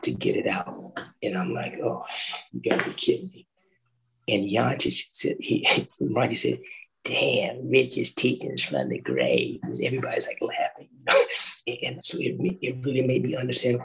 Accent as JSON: {"language": "English", "region": "the South", "country": "United States", "tie": "born or raised there", "said": "I grew up in the South"}